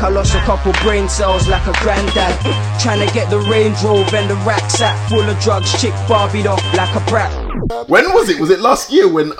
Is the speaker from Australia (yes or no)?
no; London, United Kingdom; we're from South